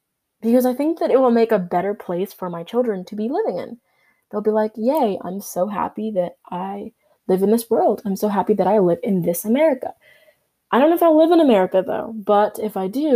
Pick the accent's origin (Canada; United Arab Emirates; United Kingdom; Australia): Canada; I was born in Canada.